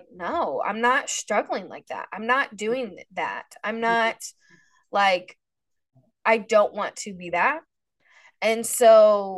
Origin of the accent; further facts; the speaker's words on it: Indiana, United States; also born or lived in Florida; this is where I'm from. Like, I'm from Indiana.